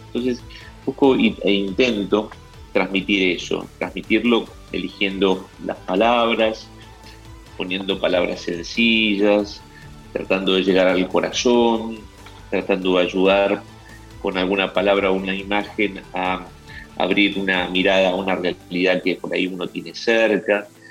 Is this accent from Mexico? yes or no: no; Argentine interior, Argentina; moved away as an adult; now in Buenos Aires, Argentina; nací en la ciudad de Buenos Aires, soy de familia del interior. Siendo chico me fui eh, junto con mi familia a vivir a aquel lugar del interior donde terminé mis estudios secundarios